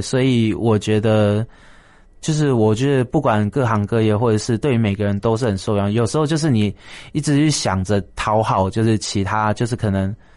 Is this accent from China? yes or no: no; Taiwan; 台湾就是我的家乡嘛